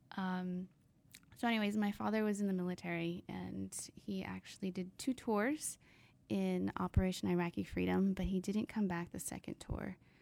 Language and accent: English; San Diego, California, United States; also born or lived in Virginia; I'm actually from here, from sunny San Diego